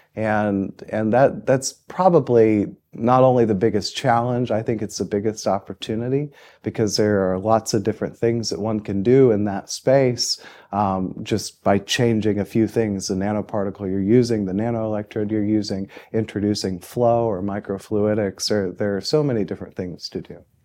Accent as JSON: {"language": "English", "town": "Muncie", "region": "Indiana", "country": "United States", "tie": "born or raised there", "also_born_or_lived": "Austin, Texas / Chapel Hill, North Carolina", "moved": "as an adult", "said": "I grew up in Muncie, Indiana"}